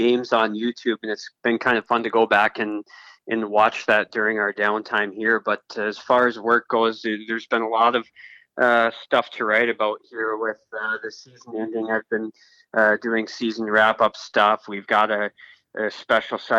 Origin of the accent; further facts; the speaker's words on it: Fargo, North Dakota, United States; I was born and raised in Fargo, went to Fargo South High School, graduated from there